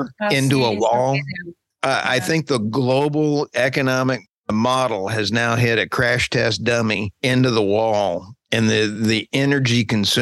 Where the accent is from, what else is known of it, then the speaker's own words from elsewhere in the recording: United States; I'm Oklahoma Texan